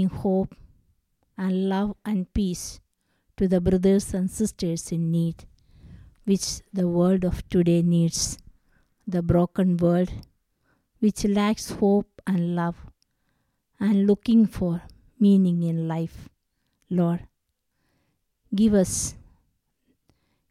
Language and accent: English; Kerala, India; I am from Kerala, and I have born and brought up in a Catholic family.